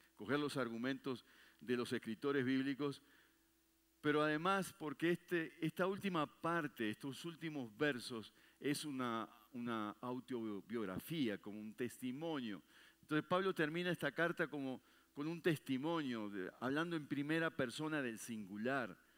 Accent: Uruguay; moved away

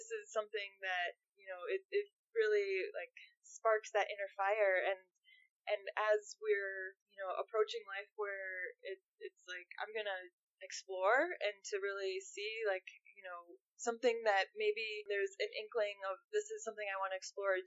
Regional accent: Minnesota, United States; I'm from Minnesota

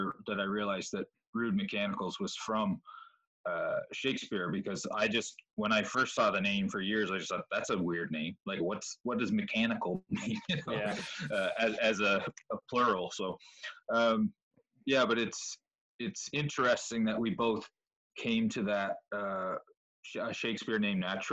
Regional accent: Charlottetown, Prince Edward Island, Canada; I was in Charlottetown, and I went to West Kent School

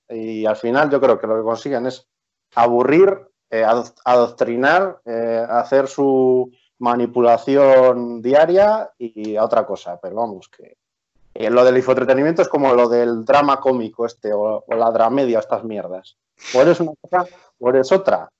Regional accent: Palencia, Castile and León, Spain; also born or lived in Pamplona; nací en Palencia, estudié en eh, Blanca de Castilla, aquí filipenses

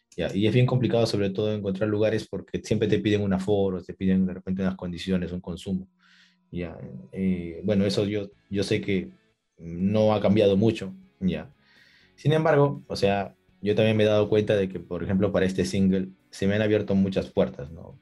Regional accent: Lima, Peru; saludos desde Lima, Perú. Soy cantautor peruano

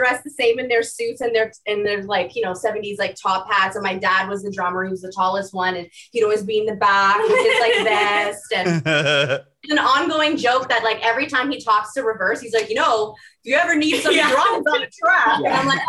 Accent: Mississauga, Ontario, Canada; I was born and raised in Mississauga, Ontario. It's about 15 minutes from Toronto.

